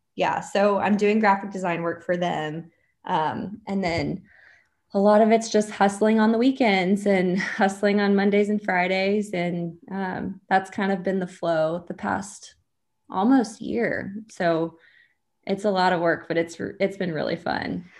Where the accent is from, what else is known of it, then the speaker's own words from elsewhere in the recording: Dallas, Texas, United States; I'm from Dallas